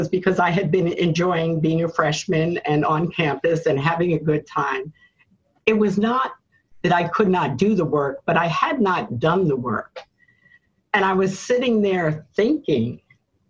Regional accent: New York City, New York, United States; a Black woman born in Harlem, growing up in America

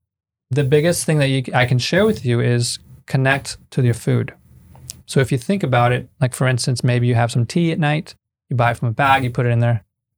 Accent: Mexico; It's in Canada and it's in the cold of winter. And here I am from Mexico going, talk about an extreme like environmental shift.

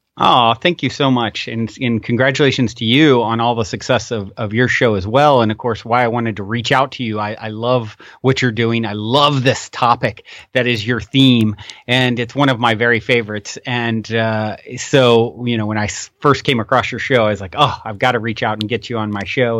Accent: Virginia, United States; moved away as an adult; also born or lived in Tennessee; now in Costa Mesa, United States; I was born and raised in Virginia

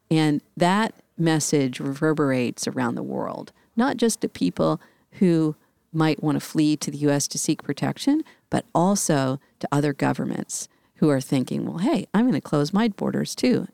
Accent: Washington, District of Columbia, United States; It's in my hometown and, um, in D C

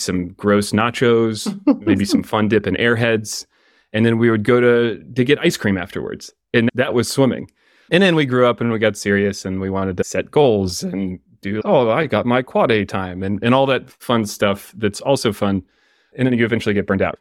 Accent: Atlanta, Georgia, United States; I grew up in Atlanta, swimming for the Atlanta Swim Association

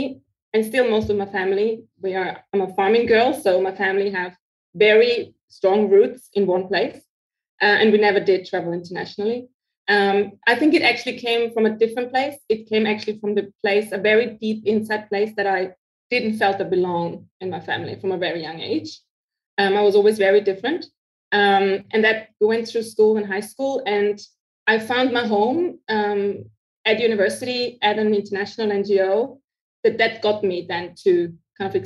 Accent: Austria; English is a second language; moved away as an adult; also born or lived in Africa / Asia; now in Myanmar; I'm originally from Austria, so I mainly work with the European aid agencies

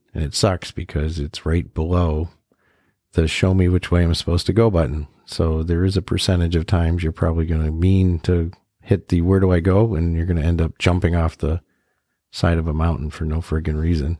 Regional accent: New England, United States; we're from New England, so we only have legit like one real mountain

